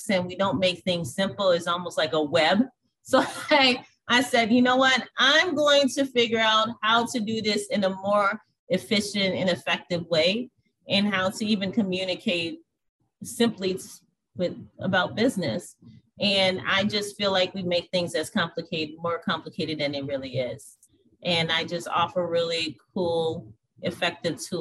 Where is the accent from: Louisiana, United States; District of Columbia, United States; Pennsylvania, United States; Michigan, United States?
Louisiana, United States; New Orleans; now in Minneapolis, United States; I was born and raised in New Orleans, Louisiana, and I currently live in Minneapolis, Minnesota